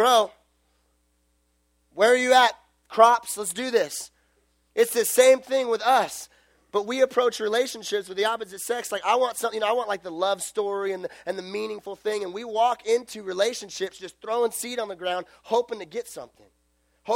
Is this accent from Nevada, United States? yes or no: yes; Las Vegas, Nevada, United States; I'm from Las Vegas.